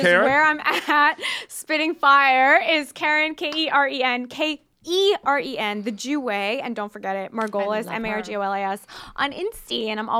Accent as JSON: {"language": "English", "town": "Philadelphia", "region": "Pennsylvania", "country": "United States", "said": "I'm from Philly"}